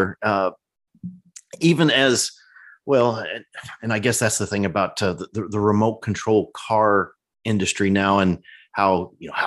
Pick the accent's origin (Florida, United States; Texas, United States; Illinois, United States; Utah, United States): Illinois, United States; Central; I grew up in Central Illinois.